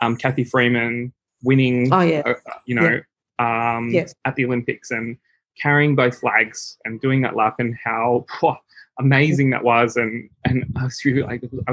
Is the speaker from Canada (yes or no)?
no; Sydney, New South Wales, Australia; I grew up in the Hills District.